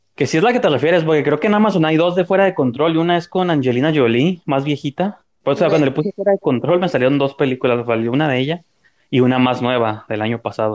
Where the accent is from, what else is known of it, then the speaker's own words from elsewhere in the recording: Mexico; como mexicano. Siempre tenemos que pedir disculpas de todo